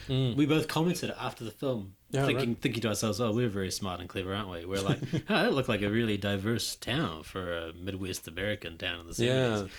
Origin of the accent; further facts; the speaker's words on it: Fiji; I'm from Fiji